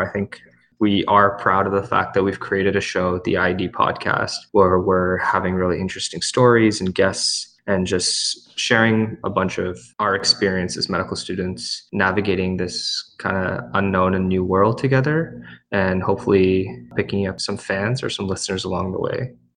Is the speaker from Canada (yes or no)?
yes; Hamilton, Ontario, Canada; I'm actually from Hamilton. I, uh, went away for my undergrad, but now I'm back